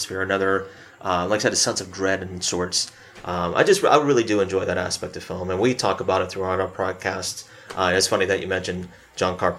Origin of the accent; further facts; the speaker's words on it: East Coast, United States; now in Montana, United States; I live out here in Montana. I grew up on the East Coast